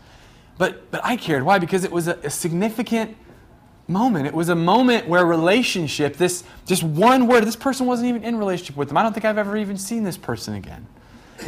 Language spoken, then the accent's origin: English; Medford, Oregon, United States; I grew up in Medford